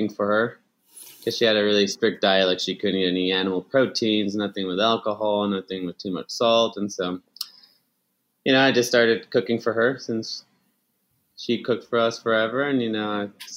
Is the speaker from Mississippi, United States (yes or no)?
no; El Paso, Texas, United States; moved away as an adult; also born or lived in Ciudad Juárez, Mexico / Austin, Texas; now in New York, United States; I was born in El Paso